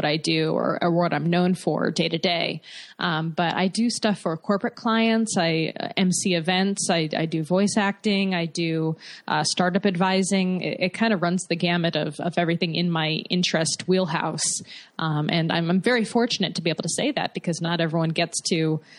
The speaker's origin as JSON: {"language": "English", "town": "West Hartford", "region": "Connecticut", "country": "United States", "said": "Oh, right on. I'm from West Hartford."}